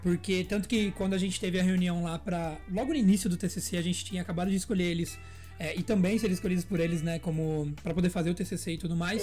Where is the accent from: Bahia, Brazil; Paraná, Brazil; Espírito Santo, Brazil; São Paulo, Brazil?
São Paulo, Brazil; interior of; sou um menino do interior, não sou do centro de São Paulo